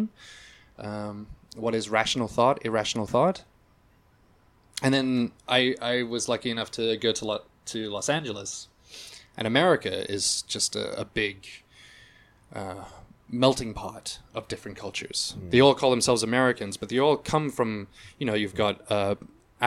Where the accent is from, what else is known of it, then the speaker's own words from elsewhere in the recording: Hong Kong; to have been raised in a place like Hong Kong, which is very multicultural